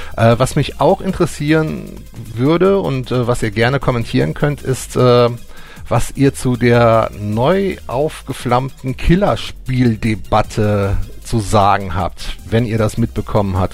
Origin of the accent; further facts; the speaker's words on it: Germany; bei uns in Deutschland